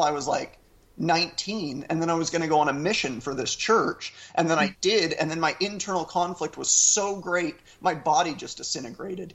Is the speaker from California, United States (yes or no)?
no; Orem, Utah, United States; I'm from Orem, Utah, a county of 300,000 people that's 97% white and 98% Mormon